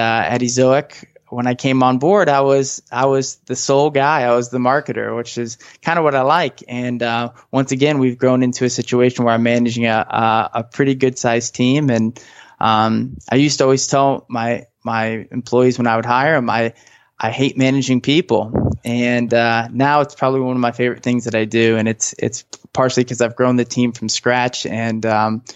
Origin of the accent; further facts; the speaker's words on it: St. Louis, Missouri, United States; now in Southern California, United States; I grew up in the Midwest, so lots of snow there